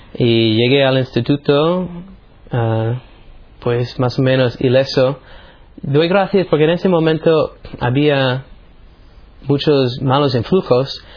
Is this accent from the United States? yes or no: yes; United States; soy de los Estados Unidos.